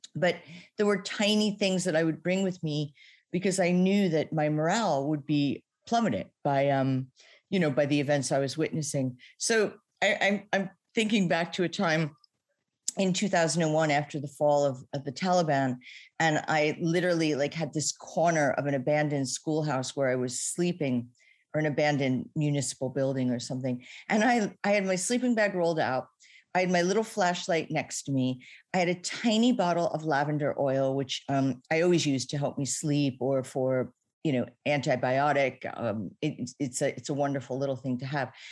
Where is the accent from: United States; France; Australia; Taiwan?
United States; now in New York, United States; I was born in America to Italian parents.